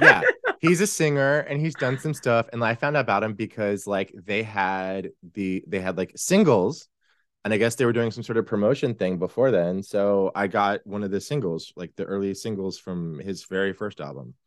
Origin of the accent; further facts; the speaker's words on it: Texas, United States; growing up in Texas